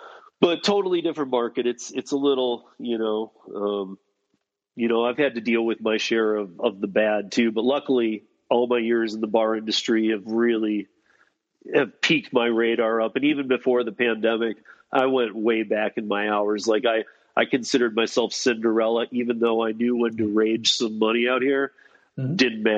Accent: Denver, Colorado, United States; And I'm like, okay, well, I'm from Denver.

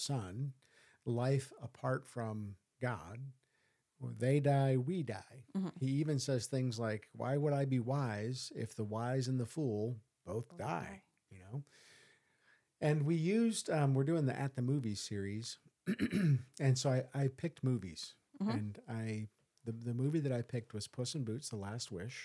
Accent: United States; I'm an American

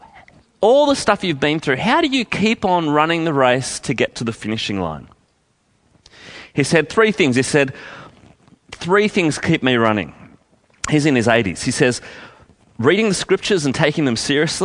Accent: Canberra, Australian Capital Territory, Australia; I grew up in Canberra

